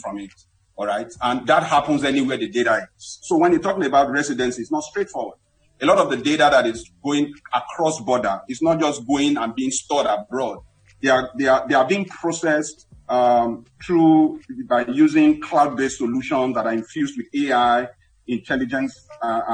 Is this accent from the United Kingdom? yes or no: no; Nigeria; as a Nigerian